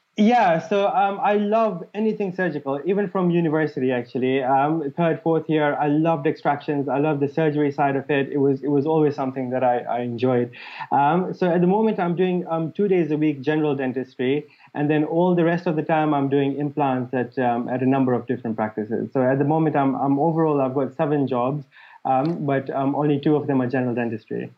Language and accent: English; Mombasa, Mombasa County, Kenya; moved away as an adult; also born or lived in Liverpool; now in United Kingdom; the place where I grew up in Mombasa